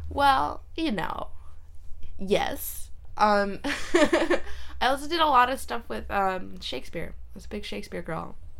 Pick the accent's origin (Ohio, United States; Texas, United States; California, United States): California, United States; San Jose; also born or lived in Reykjavik, Iceland / Cupertino; I was raised mostly in the Bay Area